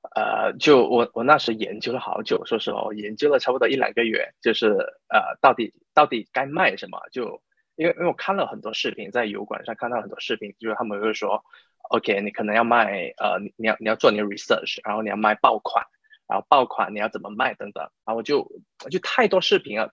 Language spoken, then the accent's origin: Chinese; Malaysia; first language Chinese; moved away as an adult; now in United Kingdom; 我是马来西亚人，然后我就差不多七八年前来到英国吧，然后在英国念，念了大学，然后就在这里工作，就工作差不多四，啊，四五年，然后我目前是在一家，啊，美国的咨询公司工作，可是是在英国，啊，就在英国这一家，呃，美国咨询公司工作